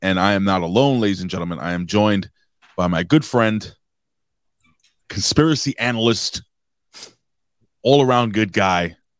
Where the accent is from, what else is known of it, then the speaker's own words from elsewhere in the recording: New York, United States; We're both from New York.